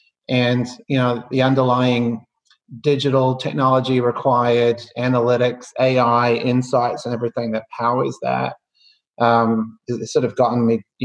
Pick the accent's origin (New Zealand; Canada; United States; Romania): New Zealand; moved away; I you can probably tell by the accent, or I think it's softening, but I grew up in New Zealand, and you know, at a somewhat early age, realized that in a country of what was then 4 million people, you know, the opportunities were a little limited